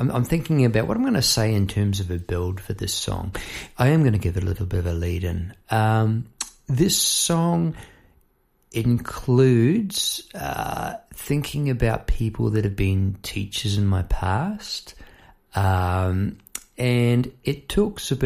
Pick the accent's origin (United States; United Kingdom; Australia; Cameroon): Australia; Melbourne, Victoria; I'm from Melbourne, Australia